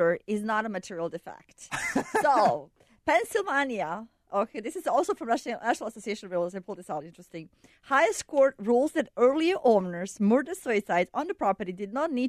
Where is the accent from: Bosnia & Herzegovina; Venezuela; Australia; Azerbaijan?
Bosnia & Herzegovina; now in Chicago, United States; I'm from Bosnia.